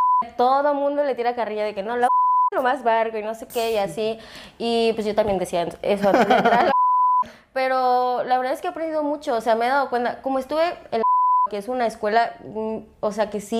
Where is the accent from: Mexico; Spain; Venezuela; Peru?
Mexico; Acapulco, Guerrero; moved away as an adult; now in Mexico City, Mexico; Y soy de Acapulco.